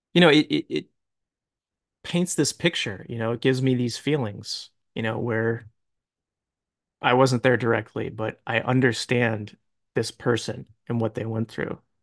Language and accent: English; Akron, Ohio, United States; I grew up in Akron, Ohio